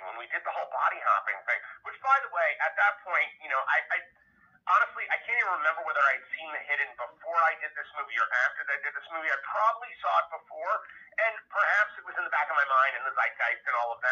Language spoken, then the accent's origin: English; New York, United States; I'm born and raised in New York. I go, guys, I'm sorry. I'm a New Yorker.